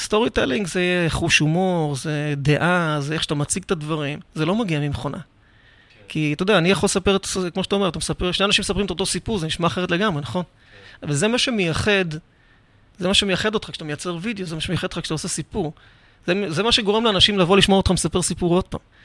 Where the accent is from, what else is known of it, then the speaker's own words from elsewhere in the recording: Rishon LeZion, Central District, Israel; אני גדלתי בראשון לציון